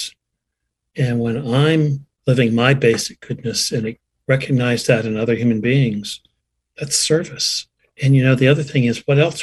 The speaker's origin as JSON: {"language": "English", "region": "Vermont", "country": "United States", "tie": "born or raised there", "moved": "as an adult", "said": "I returned to my hometown in Vermont, a community of about 800 people"}